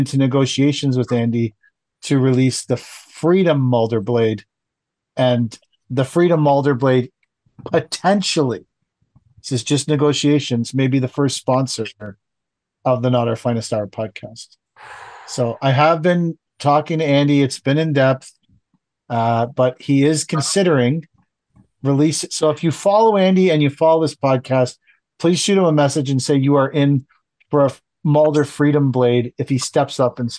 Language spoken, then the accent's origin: English; Canada; I'm from Canada